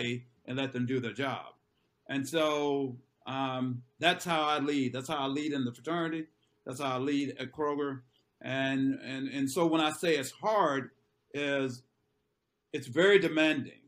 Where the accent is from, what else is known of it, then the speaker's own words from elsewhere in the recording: Grenada, Mississippi, United States; born and raised in Grenada, Mississippi, about 95 miles south of Memphis